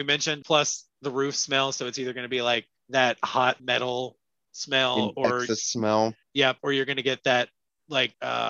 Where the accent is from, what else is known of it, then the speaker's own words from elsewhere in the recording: Tennessee, United States; born there; also born or lived in North Carolina / Virginia; I was born in Tennessee, moved to North Carolina. I've been in this little tri-state area forever.